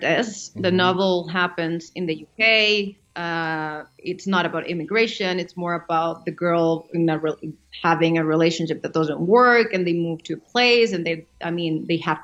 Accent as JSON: {"language": "English", "country": "Mexico", "also_born_or_lived": "New York", "moved": "as an adult", "lives_now": "United States", "said": "I come from Mexico. I've been in the States for the last 3 years, but I moved to the States when I was 18 to study acting"}